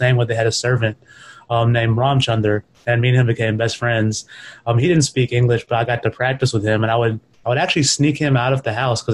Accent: Mississippi, United States; also born or lived in New York, United States; I was born in New York and I only lived there for like a couple of years as a kid. My father kind of quickly moved us down south to Mississippi

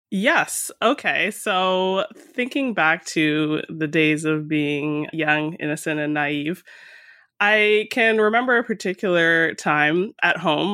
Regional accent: Mississauga, Ontario, Canada; also born or lived in Toronto; I was born in Toronto and grew up in a suburb that's around thirty minutes in light traffic west of the city called Mississauga

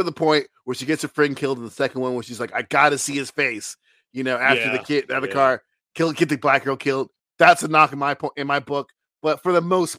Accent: Brooklyn, New York, United States; Yeah. I'm from Brooklyn. Of course I have some black in me.

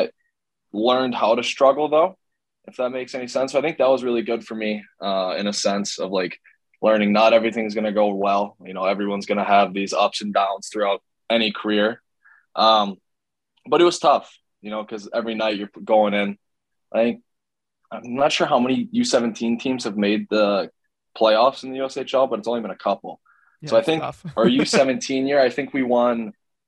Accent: Cleveland, Ohio, United States; now in Austin, United States; growing up in Cleveland playing for the Barons

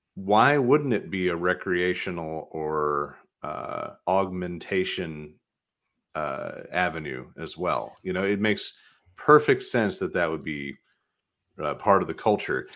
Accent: outside of Nashville, Tennessee, United States; now in Michigan, United States; I grew up outside of Nashville

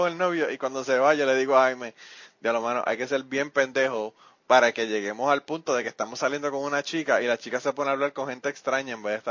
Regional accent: Kentucky, United States; now in Nashville, United States; yo no soy turista, yo soy local. Yo soy de Kentucky, pero soy local porque me la paso en Nashville todo el tiempo.

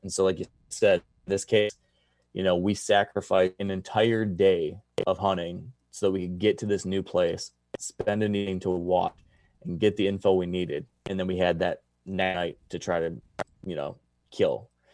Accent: the East, United States; moved away; my home state

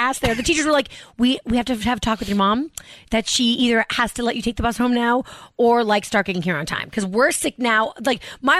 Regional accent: Massachusetts, United States; Outside of Boston.

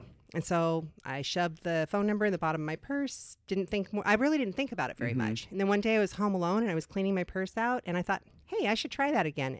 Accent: Vancouver, Washington, United States; born or raised there; also born or lived in Oakland, California / Long Beach, Washington

